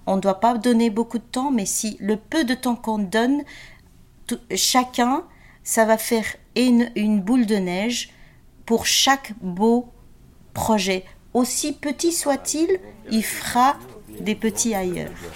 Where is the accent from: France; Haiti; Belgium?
Belgium; Genk, Flanders; moved away as an adult; also born or lived in Agadir, Morocco; now in Brussels, Belgium; Mon papa était travaillait dans les mines à Henk